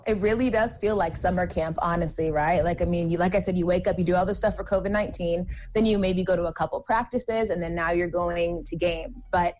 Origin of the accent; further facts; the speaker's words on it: Georgia, United States; I'm from Georgia.